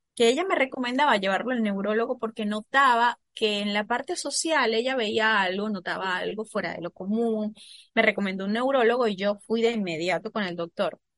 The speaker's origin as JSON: {"language": "Spanish", "region": "the Venezuelan Andes", "country": "Venezuela", "tie": "born or raised there", "also_born_or_lived": "Caracas", "moved": "as an adult", "said": "soy de Venezuela, nací en los Andes, soy de la parte andina, de la cordillera de aquí del país"}